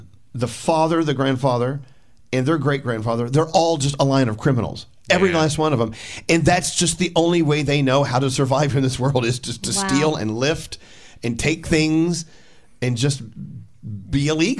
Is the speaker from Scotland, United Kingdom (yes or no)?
yes; Scotland, United Kingdom; No, we're Scottish. We're boring. We didn't do anything.